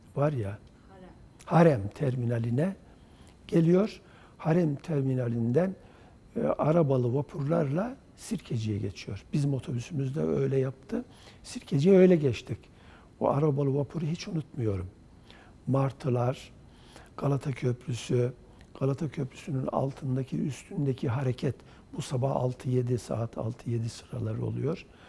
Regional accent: Çiçekdağı, Kırşehir Province, Turkey; moved away; also born or lived in Kırıkkale / Ankara / Çubuk; 1952 yılında e, Kırşehir Çiçek Dağı ilçesi Hacı Duraklı köyünde doğdum.

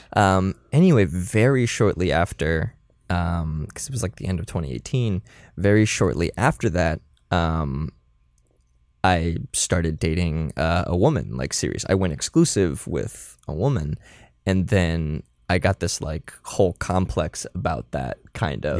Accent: Florida, United States; I'm from Florida

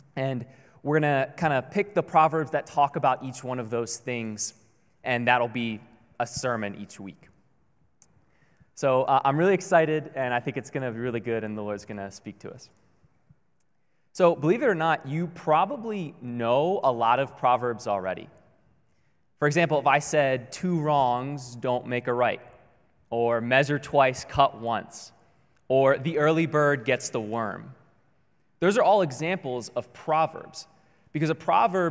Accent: Baltimore, Maryland, United States; moved away as an adult; now in Honolulu, United States; we're originally from Maryland, from the Baltimore area, all the way on the East Coast.

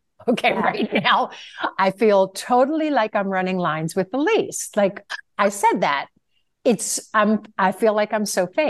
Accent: Virginia, United States; when I tell people that I'm originally from Virginia and people say, you don't have a Southern accent.

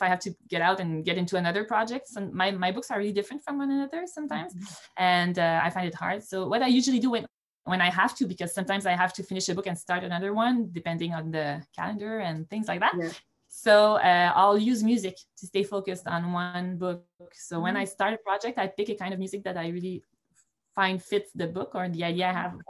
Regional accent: Montreal, Quebec, Canada; I was born and grew up in Montreal in the city

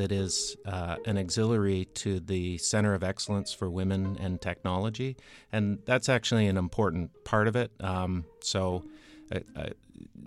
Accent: Ontario, Canada; accent: Canadian; now in United States; I grew up in Ontario, Canada

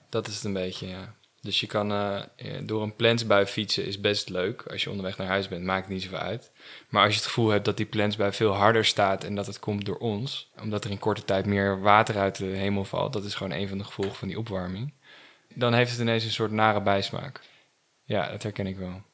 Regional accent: het Gooi, North Holland, Netherlands; moved away as an adult; also born or lived in Amsterdam / Hilversum / Groningen / Perugia, Italy; Ik ben geboren in Amsterdam. Oké. En opgegroeid in het Gooi.

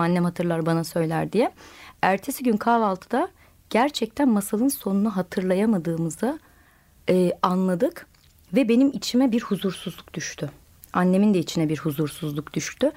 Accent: Okçu village, Eskişehir, Turkey; Eskişehir'in Okçu köyünde büyüdüm.

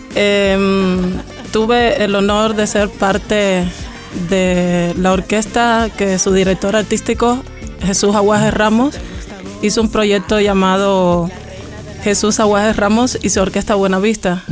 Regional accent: Cuba; soy cubana, nacida, criada y como digo yo, crecida de pura raíz

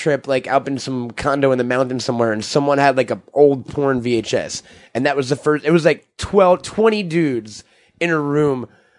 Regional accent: Long Island, New York, United States; I grew up in Long Island, which is far from fucking wilderness. But it's like there were forests like 2 minutes from my house.

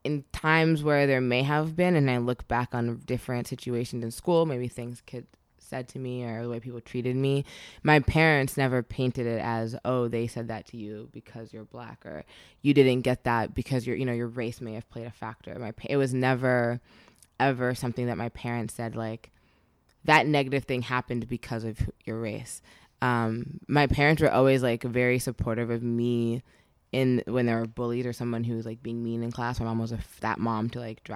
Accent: suburban New Jersey, United States; we grew up in New Jersey, so suburban New Jersey

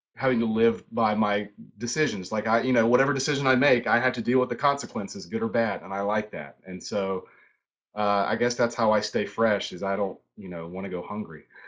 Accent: High Point, North Carolina, United States; moved away as an adult; now in Charlotte, United States; I grew up in High Point, so I uh, High Point, North Carolina

